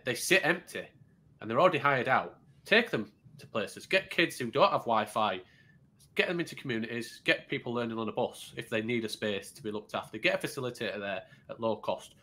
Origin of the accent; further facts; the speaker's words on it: Yorkshire and the Humber, United Kingdom; I'm a Yorkshireman